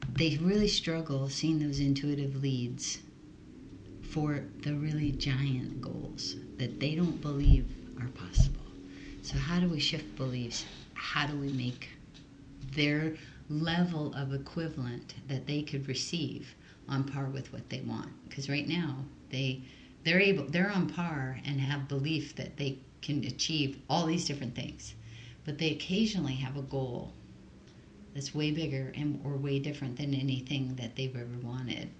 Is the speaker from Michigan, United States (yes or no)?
no; Hawaii, United States; English is a second language; I was born and raised in Hawaii